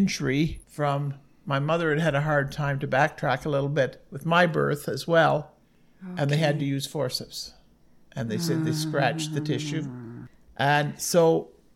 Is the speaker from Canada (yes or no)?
yes; Collingwood, Ontario, Canada; born or raised there; also born or lived in Smiths Falls, Ontario / Bracebridge, Ontario / Listowel, Ontario